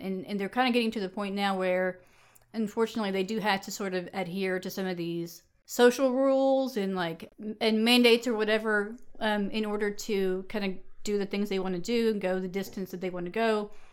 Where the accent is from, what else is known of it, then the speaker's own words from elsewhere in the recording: the South, United States; growing up in the South